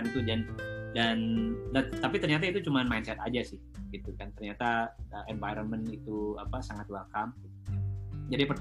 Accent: West Java, Indonesia; karena jujur ya saya, saya kan uh, suku saya, saya orang Sunda gitu.

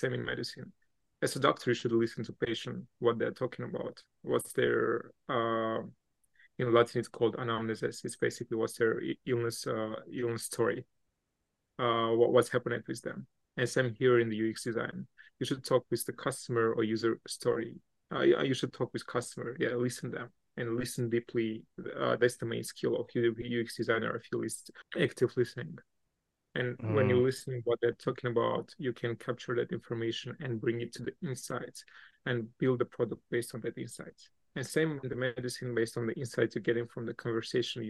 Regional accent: Armenia; also born or lived in Russia; now in New York, United States; Originally, I'm from Armenia, and I used to live a lot of time in Russia

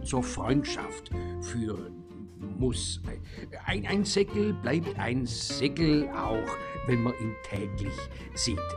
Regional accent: Bempflingen, Baden-Württemberg, Germany; geht es in besonderer Weise um mich als Person und meinen Heimatort Bempflingen.

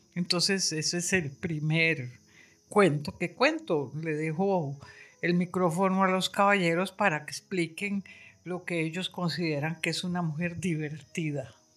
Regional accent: San José, Costa Rica; yo soy de Amón

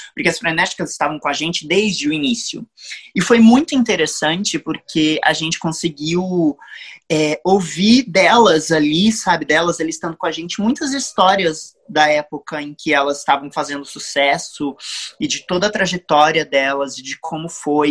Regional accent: São Paulo, Brazil; now in Niterói, Brazil; eu moro em Niterói, no Rio de Janeiro, mas eu sou nascido em São Paulo.

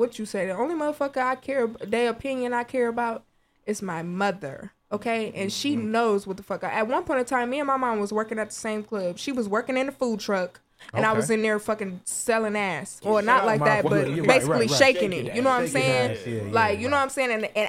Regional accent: Ohio, United States; I'm from Ohio

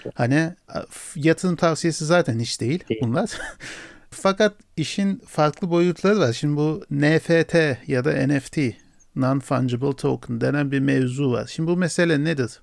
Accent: Turkey

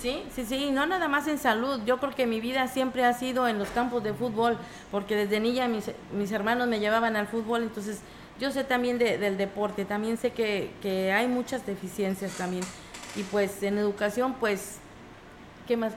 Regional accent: Ciudad Valles, San Luis Potosí, Mexico; de mi barrio donde yo crecí

